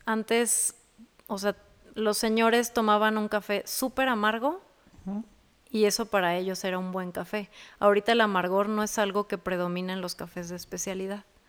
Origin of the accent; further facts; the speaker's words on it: Jaral del Progreso, Guanajuato, Mexico; also born or lived in Dallas, Texas, United States / Celaya / Querétaro; now in Guanajuato, Mexico; soy de Jaral del Progreso. Nací en Dallas, Texas.